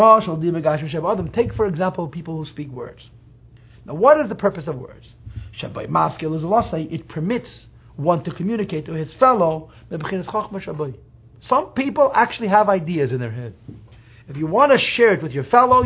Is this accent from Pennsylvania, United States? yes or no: no; New York City, New York, United States; I grew up in Crown Heights, full of Hungarian Jews.